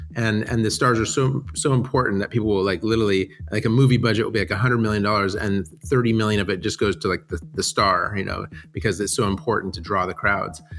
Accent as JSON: {"language": "English", "town": "San Diego", "region": "California", "country": "United States", "tie": "born or raised there", "moved": "as an adult", "said": "most of my childhood, um, I grew up in San Diego"}